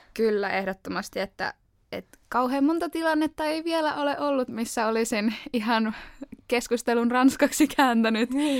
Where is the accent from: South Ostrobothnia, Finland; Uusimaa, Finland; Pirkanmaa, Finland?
Uusimaa, Finland; Helsinki; moved away as an adult; now in Turku, Finland; Mä oon kotoisin Helsingistä